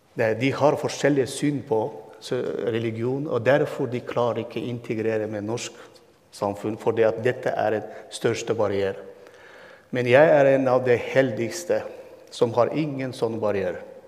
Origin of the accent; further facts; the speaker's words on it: Turkmenistan; first language Turkmen; Norwegian is a second language; moved away as an adult; also born or lived in Turkey / Istanbul; now in Halden, Norway; Jeg ble født og vokste opp og bodde 22 år i mitt hjemland, hjemmeby, som er 20 minutter fra Usbekistan